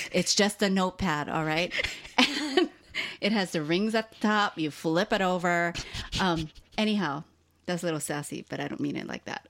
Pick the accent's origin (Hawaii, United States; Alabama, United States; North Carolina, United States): Hawaii, United States; also born or lived in Southern California; now in Portland, Oregon, United States; people like us who were both born and raised in Hawaii, and then we lived in California for a long time